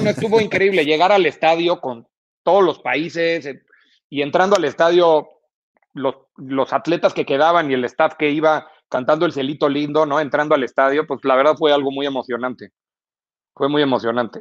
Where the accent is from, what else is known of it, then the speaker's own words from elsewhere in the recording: Mexico City, Mexico; yo yo soy chilango